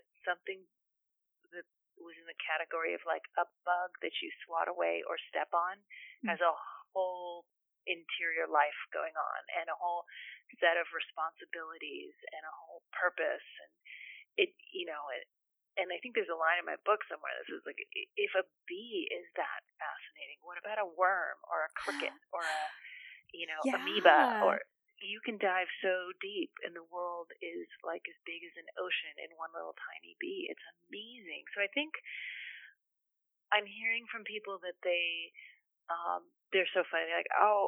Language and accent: English; Carmel Valley, California, United States; also born or lived in Bay Area; I just moved from the Bay Area to back to my hometown, Carmel Valley.